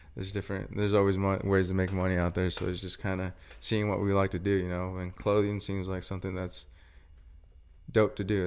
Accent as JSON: {"language": "English", "town": "Brewster", "region": "Washington", "country": "United States", "also_born_or_lived": "Wenatchee, Washington", "moved": "as an adult", "lives_now": "Spokane, United States", "said": "I'm a twenty-four-year-old from, uh, Brewster, Washington"}